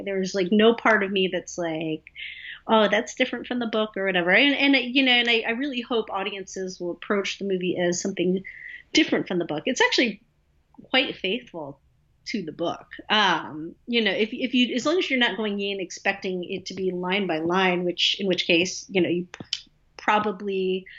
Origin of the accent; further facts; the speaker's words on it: Atlanta, Georgia, United States; I happen to live in Atlanta